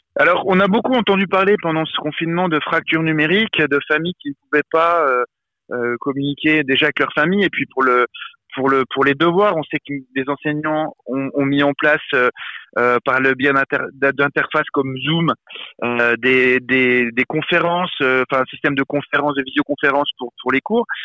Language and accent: French; Besançon, Bourgogne-Franche-Comté, France; j'ai grandi à Besançon